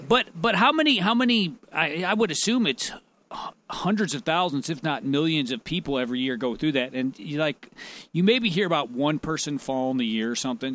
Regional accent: United States; I call myself an American

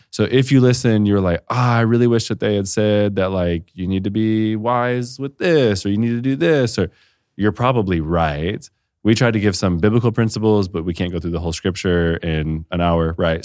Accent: Detroit, Michigan, United States; now in Austin, United States; I'm from Detroit

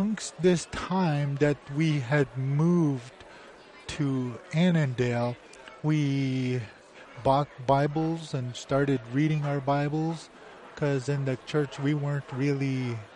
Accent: Lac La Croix First Nation, Ontario, Canada; moved away as an adult; now in Minnesota, United States; I am an Ojibwe from Lac La Croix First Nation. I have lived on the reserve for 23 years, and from there I moved into the state of Minnesota.

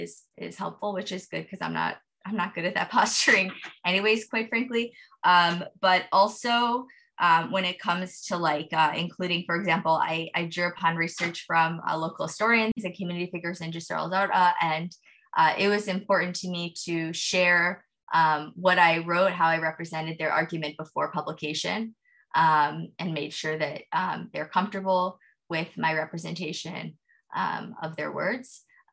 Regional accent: United States; I am an American.

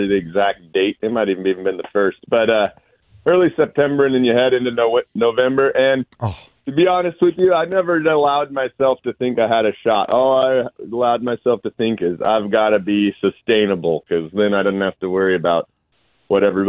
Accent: North Idaho, United States; I grew up in North Idaho up there

